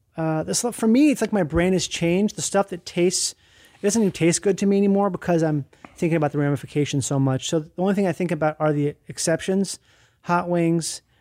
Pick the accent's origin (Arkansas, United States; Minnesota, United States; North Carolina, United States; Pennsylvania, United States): Minnesota, United States; I grew up in Minnesota, and that's where I started having colitis.